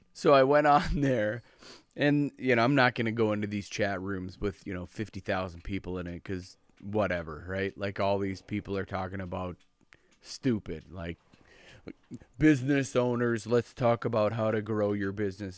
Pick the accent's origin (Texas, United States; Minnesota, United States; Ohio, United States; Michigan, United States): Minnesota, United States